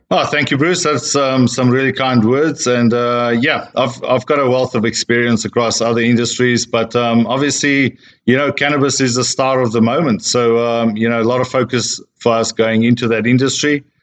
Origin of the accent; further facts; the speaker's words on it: South Africa; moved away as an adult; also born or lived in Australia / Sydney, Australia / United States / Europe; I'm a South African born Australian slash American slash European now.